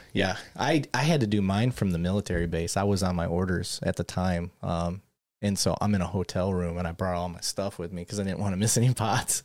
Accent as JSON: {"language": "English", "town": "Flint", "region": "Michigan", "country": "United States", "tie": "born or raised there", "accent": "northern", "moved": "yes", "said": "I grew up in Flint, Michigan"}